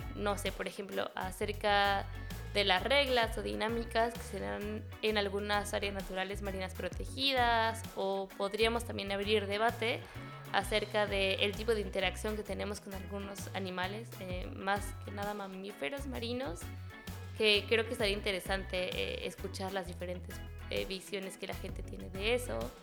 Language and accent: Spanish; Mexico City, Mexico; moved away as an adult; also born or lived in La Paz, Baja California Sur; now in Cabo Pulmo, Mexico; soy originaria de la Ciudad de México